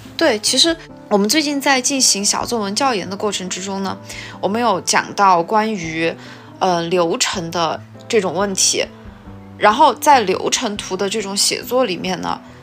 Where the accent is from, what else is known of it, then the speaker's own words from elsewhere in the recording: China; first language Chinese; 作为中国人来说，我们的母语